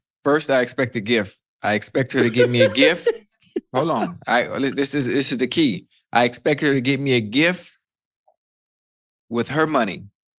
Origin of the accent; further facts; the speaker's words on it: Miami, Florida, United States; I'm from Miami now. I'm from Miami